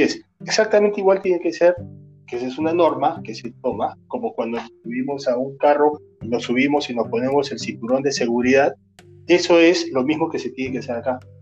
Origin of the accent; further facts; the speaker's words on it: Cusco, Peru; yo soy del Ande, yo soy cusqueño